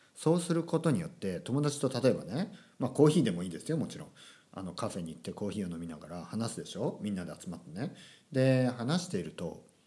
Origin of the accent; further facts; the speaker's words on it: Kyushu countryside, Japan; moved away as an adult; also born or lived in Tokyo; 僕があの九州の田舎から東京に出た